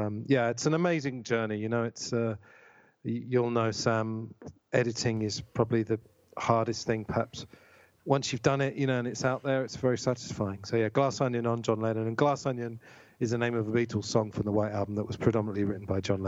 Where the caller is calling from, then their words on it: Tunbridge Wells, South East England, United Kingdom; Tunbridge Wells in Kent.